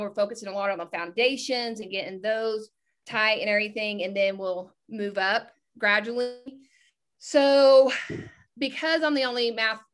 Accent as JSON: {"language": "English", "region": "Texas", "country": "United States", "said": "I'm from Texas"}